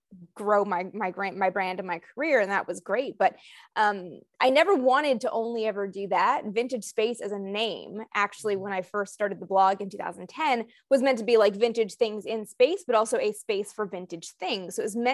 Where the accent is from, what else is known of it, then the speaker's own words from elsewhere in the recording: Canada; Like I'm from Canada, so it's not everywhere.